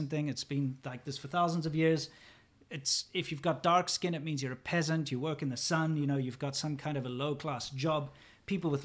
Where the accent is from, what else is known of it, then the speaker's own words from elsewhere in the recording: South Africa; moved away as an adult; also born or lived in China; I was born in Africa. I grew up in Africa. You know, that's my nationality is African. In fact, even my country has the word African in it. South African